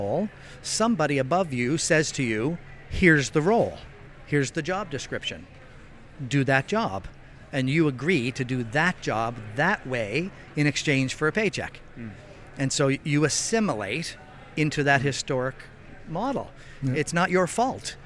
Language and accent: English; Nova Scotia, Canada; I come from Nova Scotia.